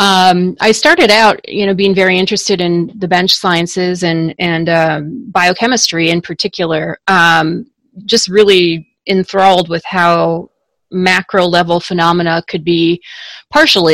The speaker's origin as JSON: {"language": "English", "region": "Minnesota", "country": "United States", "also_born_or_lived": "Washington, D.C.", "moved": "as an adult", "said": "I wanted to move back to Minnesota, my home state"}